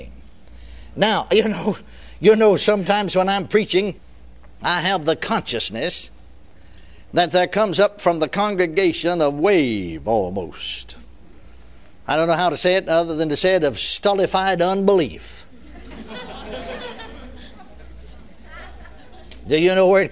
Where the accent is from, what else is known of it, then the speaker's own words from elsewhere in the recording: Texas, United States; I was born and raised in Texas